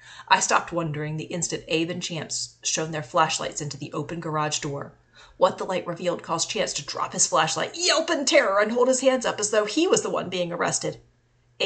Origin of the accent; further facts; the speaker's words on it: Winston-Salem, North Carolina, United States; in my hometown of Winston-Salem, North Carolina